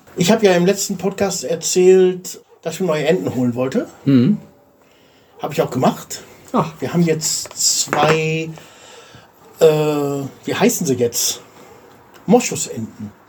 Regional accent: Germany; now in Bulgaria; wir haben als Deutsche

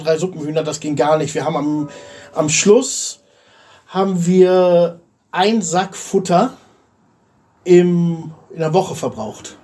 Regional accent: Germany; now in Bulgaria; wir haben als Deutsche

